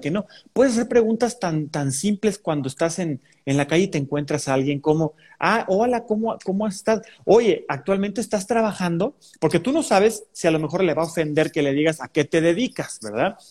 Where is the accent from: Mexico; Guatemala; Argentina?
Mexico; San Luis Potosí; mi ciudad natal que quiero tanto, pero que, ah, cómo tiene sus grandes detalles. San Luis Potosí.